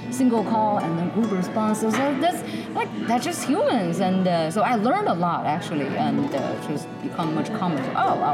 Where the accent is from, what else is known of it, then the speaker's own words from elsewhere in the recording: Beijing, China; now in Nashville, United States; And I'm originally from Beijing, and now I live in Nashville.